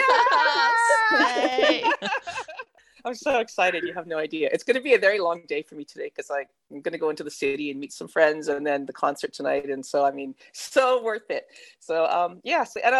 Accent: Canada; accent: Canadian; now in Melbourne, Australia; You can tell by the accent, though, I'm like Canadian. So, I mean, I'm Aussie by citizenship now, but I'm originally from Canada

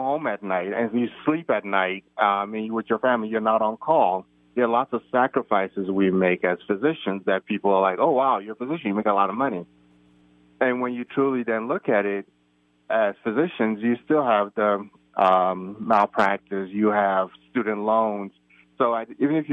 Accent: United States; also born or lived in Nigeria; having grown up in the United States and being American

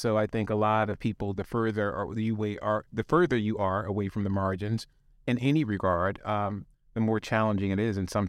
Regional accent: the South, United States; accent: Southern; I'm Black and I'm from the South, and everybody in my family's got a Southern accent. And I don't have one now, but it was specifically because I was in an all-Black high school.

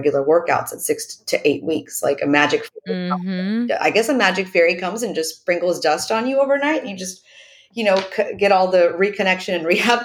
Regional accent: Oklahoma, United States; I'm born and raised in Oklahoma.

